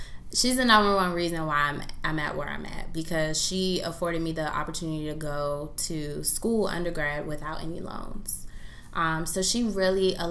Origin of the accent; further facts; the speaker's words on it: Prince George's County, Maryland, United States; I'm born and raised in Prince George's County, Maryland